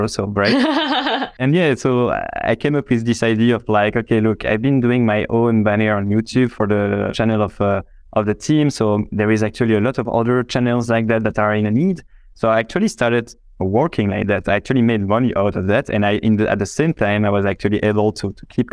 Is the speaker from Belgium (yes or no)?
yes; Belgium; I'm from Belgium, right? So it's just next door.